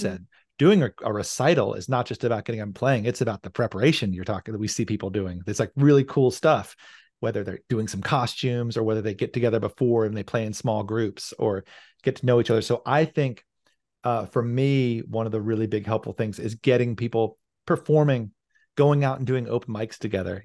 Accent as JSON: {"language": "English", "region": "rural Virginia", "country": "United States", "tie": "born or raised there", "moved": "as an adult", "lives_now": "Seattle, United States", "said": "I'd grown up in a very rural part of Virginia"}